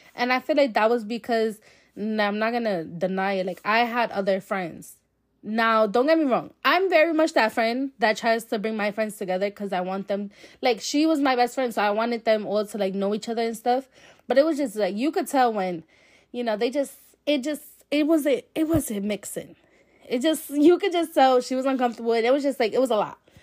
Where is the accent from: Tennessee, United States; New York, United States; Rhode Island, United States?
Rhode Island, United States; Providence; I'm from Providence, Rhode Island